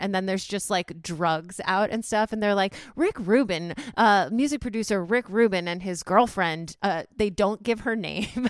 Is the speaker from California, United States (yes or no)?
no; Chicago, Illinois, United States; I'm from Chicago